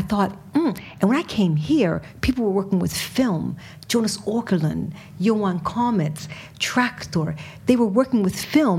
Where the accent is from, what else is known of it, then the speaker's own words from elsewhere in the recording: Richmond, Virginia, United States; moved away as an adult; also born or lived in Massachusetts; now in Sweden; I grew up in Richmond, Virginia. Tobaccos, pigs, cotton, slavery.